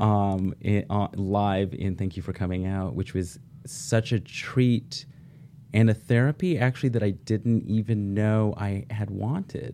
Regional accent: Oregon, United States; I grew up in Oregon, eldest of four sons.

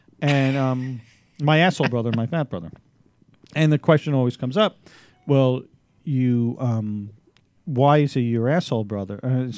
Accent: New York City, New York, United States; I was from New York. I was from Staten Island.

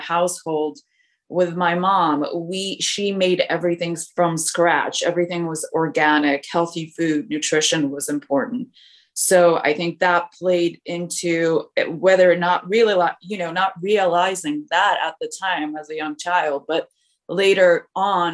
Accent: Poland; moved away; I was born in Poland. I came over when I was younger

